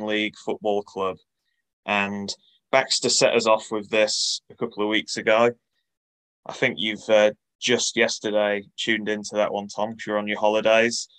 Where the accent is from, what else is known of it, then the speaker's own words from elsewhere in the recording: Bridlington, Yorkshire and the Humber, United Kingdom; moved away; back home, back in East Yorkshire, which is a very uh, sparse area of football. L- living and growing up in Bridlington